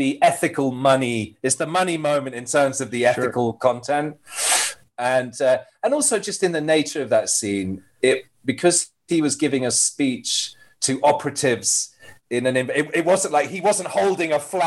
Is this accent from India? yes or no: no; United Kingdom; I'm British